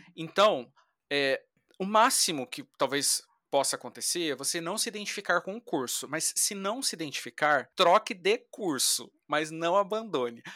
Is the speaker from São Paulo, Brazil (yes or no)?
yes; Taubaté, São Paulo, Brazil; moved away as an adult; now in Rio de Janeiro, Brazil; eu sou natural do interior de São Paulo, Taubaté